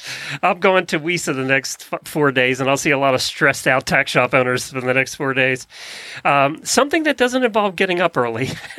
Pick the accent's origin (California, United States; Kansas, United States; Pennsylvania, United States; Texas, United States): Pennsylvania, United States; I'd be growing up in Lancaster County, Pennsylvania, a lot of those barns were painted with stuff.